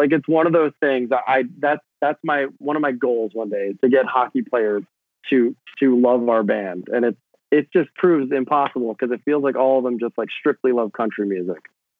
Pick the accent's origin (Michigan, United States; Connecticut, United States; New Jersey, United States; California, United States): New Jersey, United States; now in Brooklyn, United States; like I grew up in New Jersey. I live in Brooklyn now.